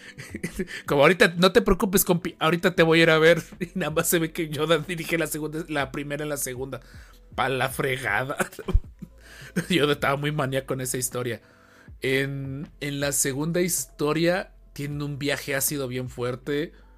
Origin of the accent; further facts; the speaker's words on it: Xalapa, Veracruz, Mexico; Los que somos de Jalapa